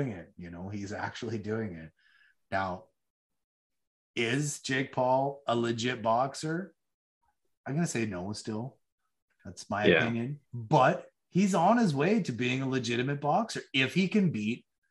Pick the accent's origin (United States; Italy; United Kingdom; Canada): Canada; we as Canadian fans